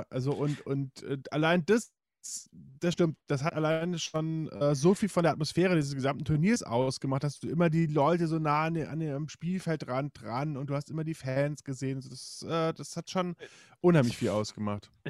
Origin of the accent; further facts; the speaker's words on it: England, United Kingdom; hat total lange für Marseille gespielt, was ich als Engländer ja.